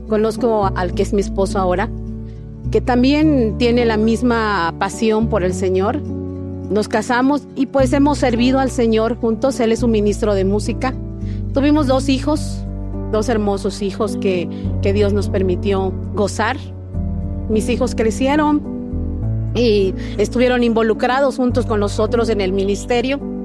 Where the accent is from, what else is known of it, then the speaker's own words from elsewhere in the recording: Cozumel, Quintana Roo, Mexico; soy de Cozumel, Quintana Roo